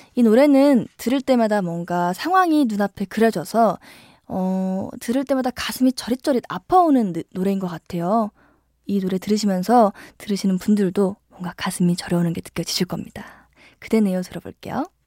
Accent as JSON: {"language": "Korean", "town": "Gimje", "region": "North Jeolla", "country": "South Korea", "tie": "born or raised there", "moved": "yes", "said": "제가 어렸을 적에 시골에 살았었어요. 그래서 제가 김제에 살고"}